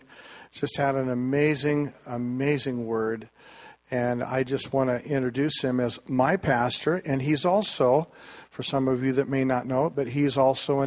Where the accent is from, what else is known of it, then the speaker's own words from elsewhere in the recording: the Northwest, Pacific Northwest, United States; We're from the Northwest.